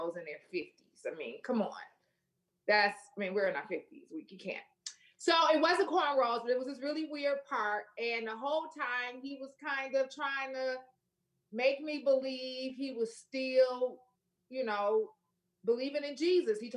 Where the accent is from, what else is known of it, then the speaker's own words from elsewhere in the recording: Flint, Michigan, United States; moved away as an adult; now in Memphis, United States; I'm from Flint, Michigan.